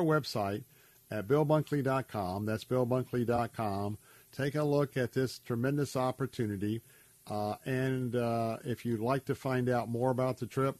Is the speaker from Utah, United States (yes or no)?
no; Tampa, Florida, United States; my hometown here in Tampa